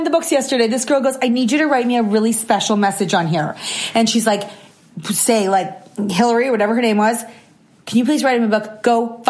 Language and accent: English; Canada; we're Canadian. So also France, because we speak French